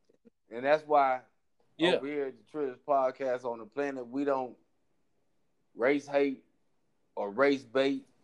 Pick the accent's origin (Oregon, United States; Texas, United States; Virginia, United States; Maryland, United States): Texas, United States; Houston; I'm from Houston